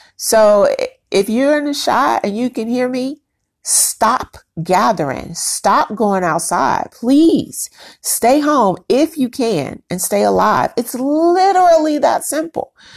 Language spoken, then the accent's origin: English; Chicago, Illinois, United States; now in Houston, United States; my hometown, which is Chicago, and my current town, my home, Houston, Texas